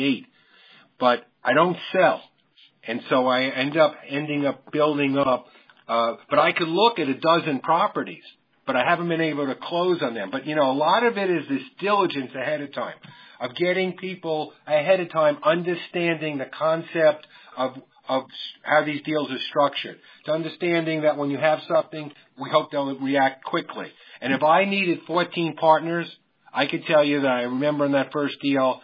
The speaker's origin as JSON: {"language": "English", "town": "New York City", "region": "New York", "country": "United States", "tie": "born or raised there", "said": "I grew up in New York. I was born in Brooklyn"}